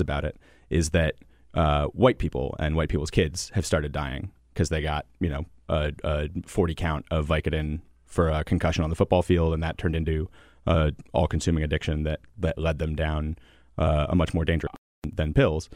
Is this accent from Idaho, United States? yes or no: no; Connecticut, United States; moved away; I grew up in Connecticut